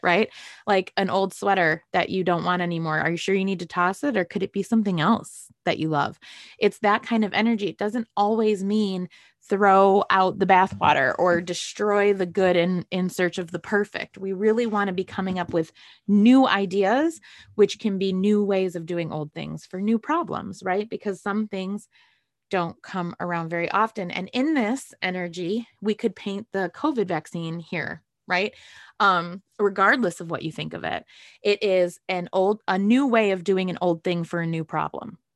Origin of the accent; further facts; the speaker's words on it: Great Lakes, United States; moved away; also born or lived in San Diego; I'm from the Great Lakes